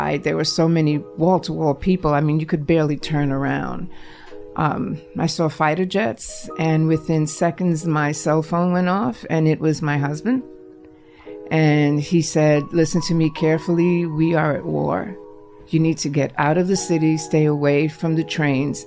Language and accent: English; New York City, New York, United States; also born or lived in Manhattan; I was born in Manhattan, raised in the Bronx